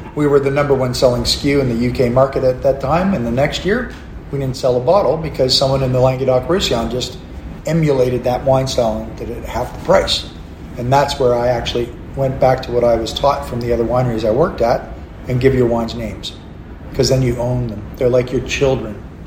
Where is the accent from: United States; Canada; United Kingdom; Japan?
Canada; also born or lived in McLaren Vale, Australia; now in Australia; I look like a redneck Canadian